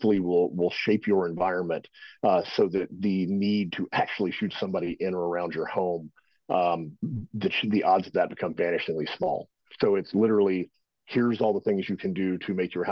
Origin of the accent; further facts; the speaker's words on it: Texas, United States; moved away as an adult; Originally, I was born and raised in Texas